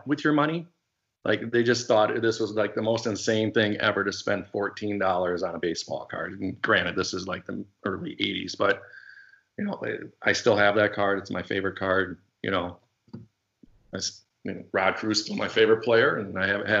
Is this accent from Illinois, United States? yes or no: no; St. Paul, Minnesota, United States; also born or lived in Southern California; Grew up, born in St. Paul, Minnesota, it's the capital here. And then in fourth grade, I moved to Southern